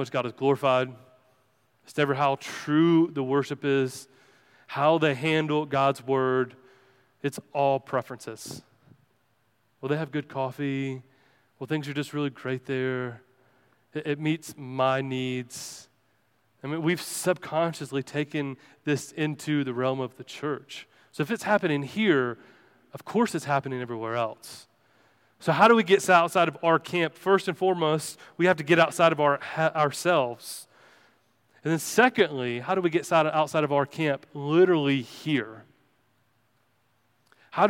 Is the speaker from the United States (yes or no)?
yes; Bible Belt, Southern United States, United States; growing up in the Bible Belt